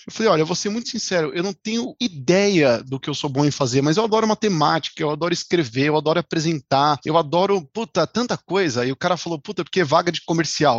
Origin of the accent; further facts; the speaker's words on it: Jandira, São Paulo, Brazil; now in São Paulo, Brazil; Vim de Jandira, agora eu moro em São Paulo já há algum tempo